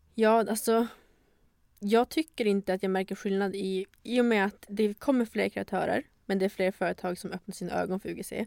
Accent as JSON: {"language": "Swedish", "town": "Luleå", "region": "Norrbotten County", "country": "Sweden", "tie": "born or raised there", "moved": "as an adult", "lives_now": "Stockholm, Sweden", "said": "Jag är 24 år, född och uppvuxen i Luleå"}